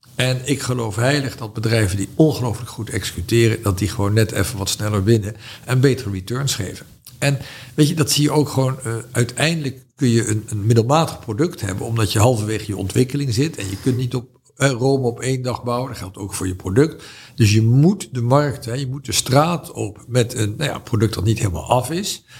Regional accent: Netherlands; ik was een Hollander

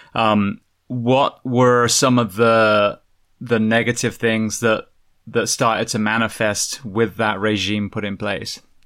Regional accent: Bath, South West England, United Kingdom; I'm from Bath originally

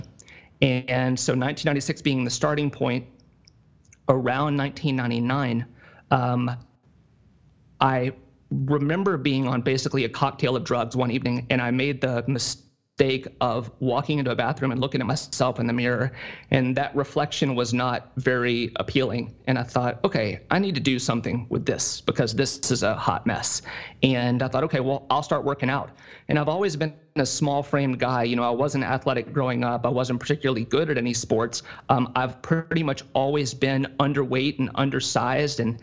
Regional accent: Tennessee, United States; now in Ohio, United States; my hometown, in Tennessee

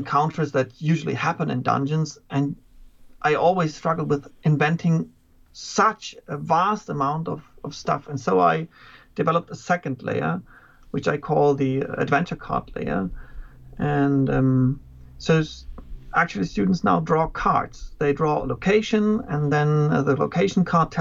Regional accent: Germany; from Germany. I'm teaching German and history at a gymnasium

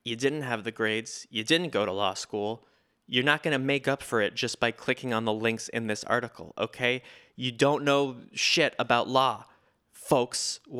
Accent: United States; I will continue to read things that I do not understand because I'm an American and I get to.

